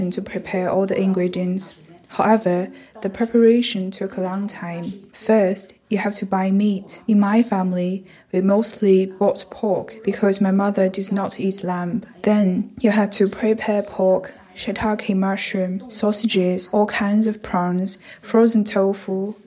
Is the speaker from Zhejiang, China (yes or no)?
no; Wuhan, Hubei, China; moved away as an adult; now in Edinburgh, United Kingdom; I'm a Han ethnic Chinese. I come from Wuhan, and now I'm living in Edinburgh